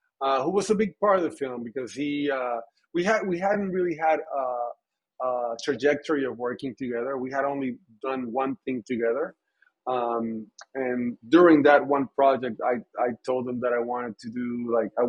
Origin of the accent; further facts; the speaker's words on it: Puerto Rico; growing up in Puerto Rico